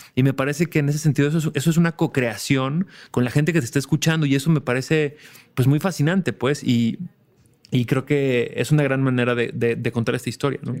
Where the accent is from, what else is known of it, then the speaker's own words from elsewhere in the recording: Mexico; como mexicanos, al, bueno, al menos yo crecí como escuchando